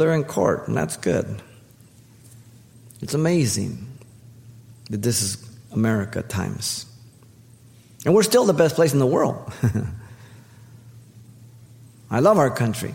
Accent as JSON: {"language": "English", "country": "United States"}